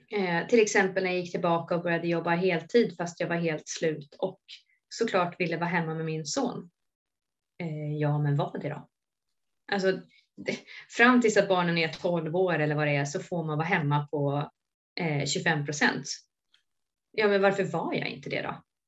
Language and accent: Swedish; Sorunda, Stockholm County, Sweden; also born or lived in Solna; flyttade ner till Sorunda då, där jag också är uppväxt